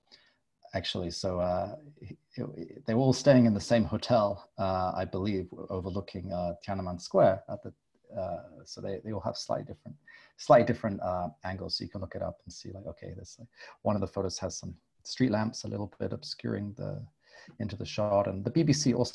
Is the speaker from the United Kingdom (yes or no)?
yes; England, United Kingdom; moved away as an adult; also born or lived in Philippines / Berlin, Germany; now in Korea; I'm English, although I haven't actually lived in England now for nearly 10 years.